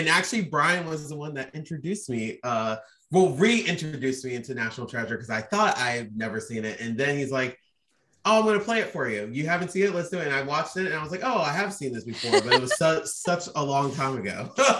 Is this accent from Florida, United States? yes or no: yes; Tampa, Florida, United States; I'm from Tampa, Florida.